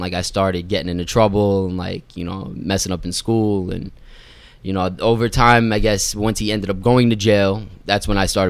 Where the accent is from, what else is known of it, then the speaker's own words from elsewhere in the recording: New York City, New York, United States; also born or lived in Florida; So my parents, they were living in Long Island. They left me at my grandmother's in Queens. So I kind of grew up with my grandmother and like my grandfather.